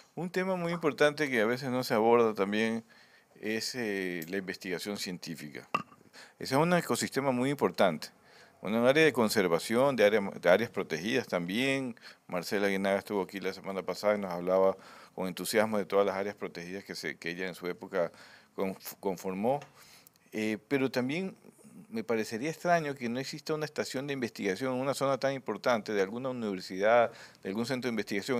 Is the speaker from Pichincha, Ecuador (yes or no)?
no; Guayaquil, Guayas, Ecuador; como guayaquileños